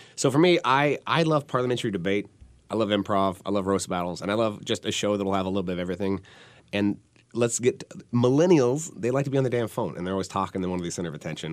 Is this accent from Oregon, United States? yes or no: yes; Portland, Oregon, United States; me and …, we're, we're from Portland